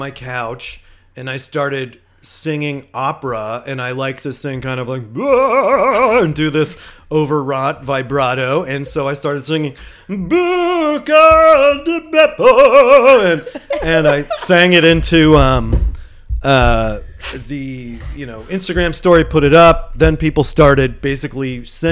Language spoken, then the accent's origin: English; Pittsburgh, Pennsylvania, United States; moved away; I'm from Pittsburgh